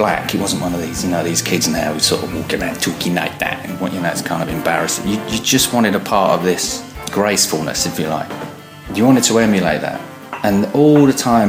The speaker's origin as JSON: {"language": "English", "area": "Essex", "region": "East of England", "country": "United Kingdom", "said": "I'm from Essex in England"}